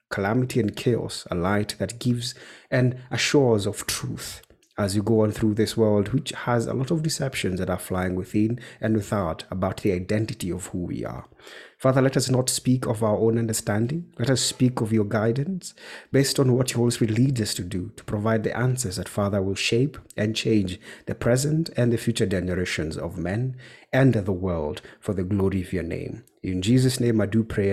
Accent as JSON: {"language": "English", "town": "Nyeri", "region": "Nyeri County", "country": "Kenya", "said": "I'm hail from Nyeri, Kenya"}